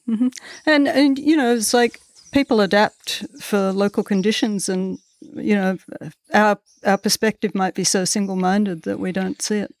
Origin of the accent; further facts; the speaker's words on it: Melbourne, Victoria, Australia; moved away; I grew up in the outer suburbs of Melbourne